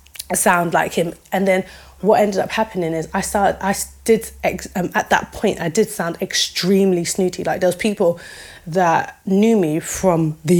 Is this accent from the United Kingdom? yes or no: yes; London, United Kingdom; accent: East London; moved away; also born or lived in Peterborough / Wisbech / Cambridge; So I can still sound like I'm from East London. And the thing is, you know, that's still part of who I am.